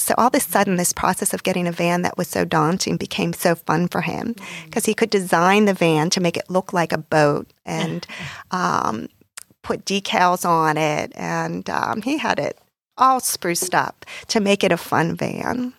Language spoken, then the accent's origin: English; Pittsburgh, Pennsylvania, United States; moved away as an adult; also born or lived in New York metropolitan area; now in South Florida, United States; I grew up in Pittsburgh, Pennsylvania